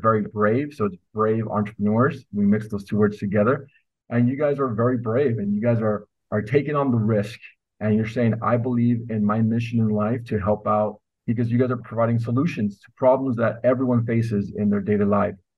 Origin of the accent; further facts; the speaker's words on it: Los Angeles, California, United States; also born or lived in Northern Mexico; So I went to school locally, and I'm from Los Angeles at UCLA